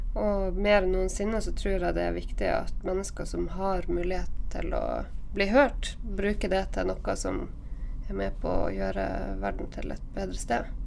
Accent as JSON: {"language": "Norwegian", "region": "Northern Norway", "country": "Norway", "said": "Og jeg er jo nordlending"}